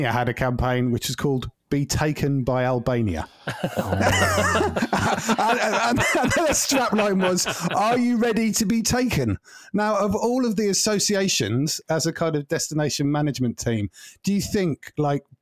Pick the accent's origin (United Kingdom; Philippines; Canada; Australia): United Kingdom; Norwich, East of England; Norwich, you know, my hometown